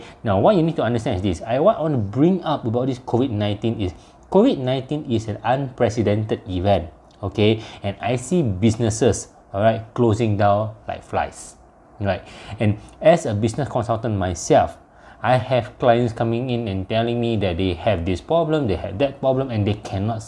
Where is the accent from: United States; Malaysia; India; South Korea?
Malaysia; I'm from Malaysia